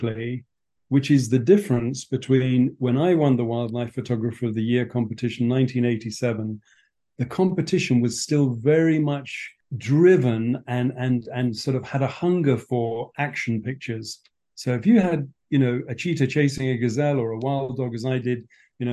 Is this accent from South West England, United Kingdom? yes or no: no; Berkshire, South East England, United Kingdom; moved away as an adult; now in Kenya; I was born and brought up in England on a farm in Berkshire.